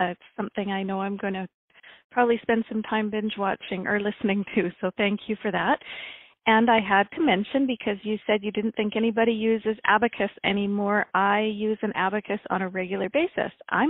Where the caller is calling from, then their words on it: Kamloops, British Columbia, Canada; I'm phoning from Kamloops, British Columbia.